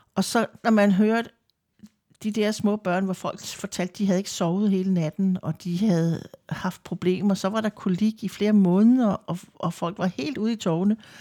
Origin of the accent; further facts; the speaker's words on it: Lolland, Zealand, Denmark; now in Vordingborg, Denmark; Jeg kommer fra Lolland. Bor mm. i Vordingborg. Har gjort det i rigtig mange år.